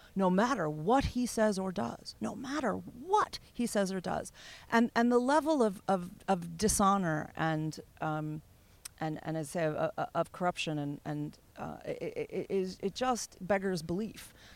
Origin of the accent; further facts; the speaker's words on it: United States; now in United Kingdom; I'm American